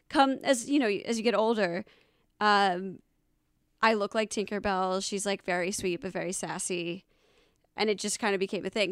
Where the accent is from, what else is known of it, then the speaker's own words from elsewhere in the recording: Alpharetta, Georgia, United States; also born or lived in Los Angeles / Atlanta, Georgia; I'm from Alpharetta, Georgia